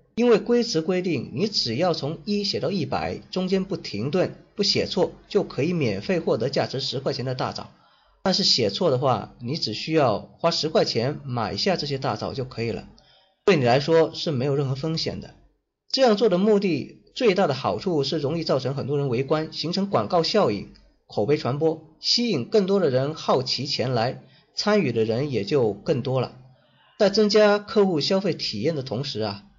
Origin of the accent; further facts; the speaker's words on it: Guangdong, China; 这是我们广东人经常做的事情